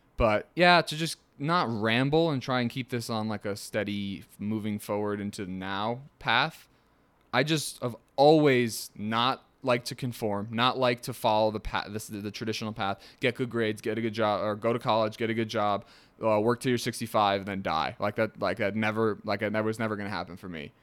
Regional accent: Ringwood, New Jersey, United States; also born or lived in Manhattan, New York / England; I was born in Manhattan. I, I grew up in Ringwood, New Jersey, my entire life

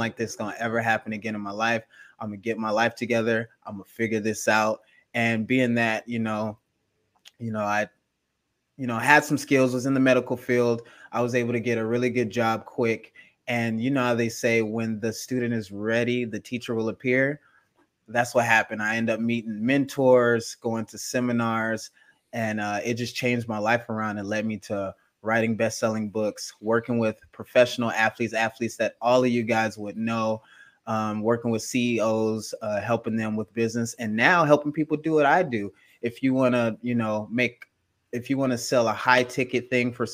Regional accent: Gardena, California, United States; also born or lived in Los Angeles, California; I'm actually from Gardena, California, which is 2 minutes away from Compton, California, which is more famous

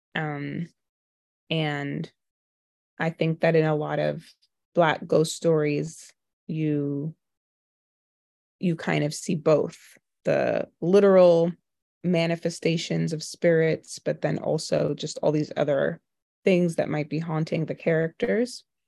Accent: New York City, New York, United States; I grew up in Brooklyn, um, and then my mom is Trinidadian and my dad is Jamaican

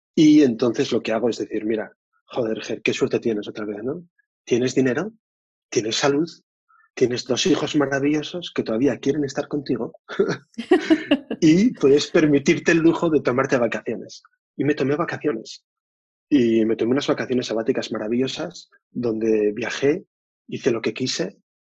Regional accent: Oviedo, Asturias, Spain; soy de Asturias, de Oviedo

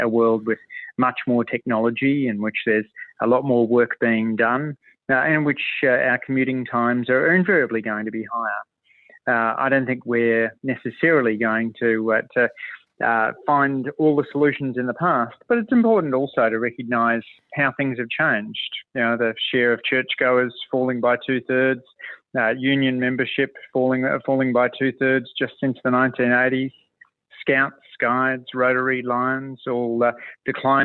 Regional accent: Waterfall, New South Wales, Australia; I grew up in Waterfall in the south of Sydney

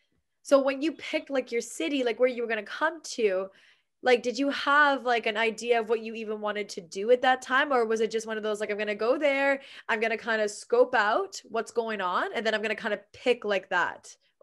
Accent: Canada; I knew it was easier being a Canadian to do that.

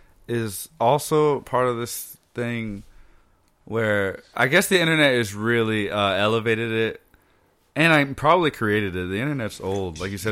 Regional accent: the South, United States; I'm from the South.

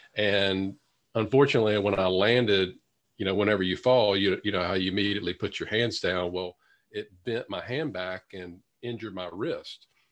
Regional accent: Louisiana, United States; my hometown in Louisiana

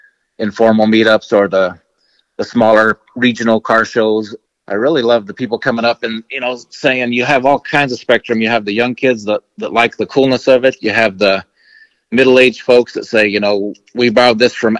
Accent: New Mexico, United States; growing up in New Mexico, my dad was a kind of a rough cowboy type of guy

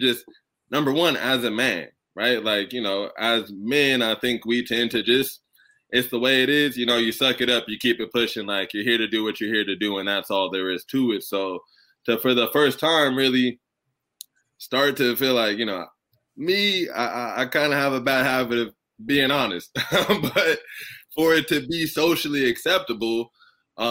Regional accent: Southern California, United States; I was born and raised in Southern California

